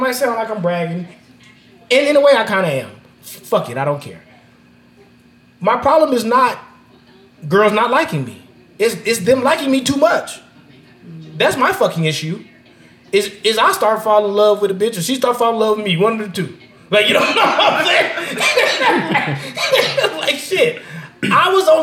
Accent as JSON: {"language": "English", "town": "Las Vegas", "region": "Nevada", "country": "United States", "said": "I'm from Vegas, my nigga, so I'm Vegas everything at the end of the day"}